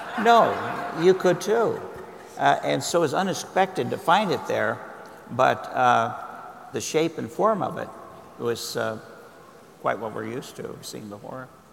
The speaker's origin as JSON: {"language": "English", "town": "Berkeley", "region": "California", "country": "United States", "tie": "born or raised there", "said": "I was born in Berkeley, across the bay. I grew up in the Bay Area"}